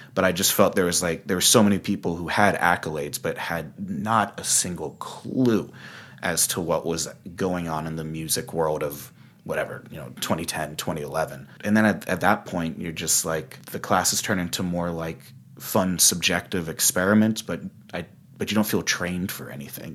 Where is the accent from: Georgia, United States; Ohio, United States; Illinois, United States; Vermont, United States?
Georgia, United States; Augusta; moved away as an adult; also born or lived in Boston; now in Los Angeles, United States; I'm from Augusta, Georgia